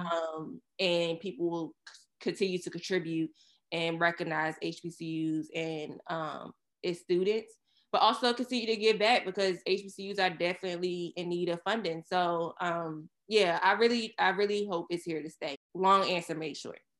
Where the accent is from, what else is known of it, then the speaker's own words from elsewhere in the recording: Surry County, Virginia, United States; moved away as an adult; now in New York, United States; we're from Surrey County, Virginia